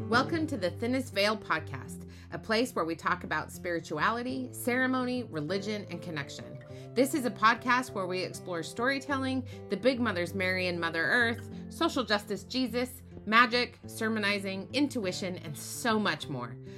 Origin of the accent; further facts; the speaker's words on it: Utah, United States; I grew up in Utah